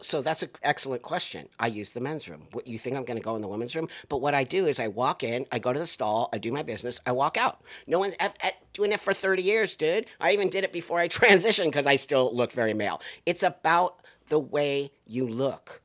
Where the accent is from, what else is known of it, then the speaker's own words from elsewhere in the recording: United States; I'm an American, dude. I value being American. I've lived in other countries